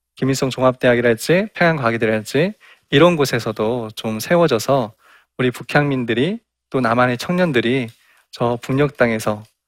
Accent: South Jeolla, South Korea; 저도 어, 전라남도

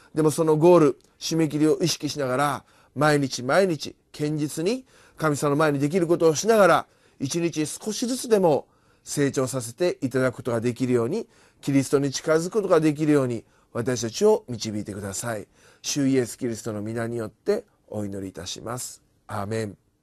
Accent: Kyoto, Japan; now in Tokyo, Japan; 私たちはもともとえー、京都出身であり

